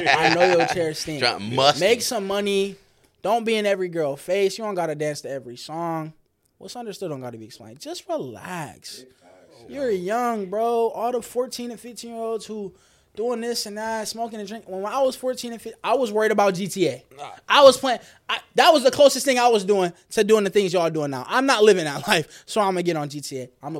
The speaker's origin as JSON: {"language": "English", "town": "Detroit", "region": "Michigan", "country": "United States", "said": "I'm from Detroit, Michigan."}